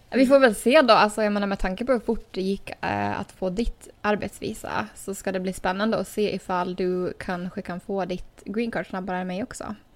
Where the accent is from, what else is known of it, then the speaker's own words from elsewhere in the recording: Åland Islands; moved away as an adult; now in United States; två år sedan jag har ja, varit hemma på Åland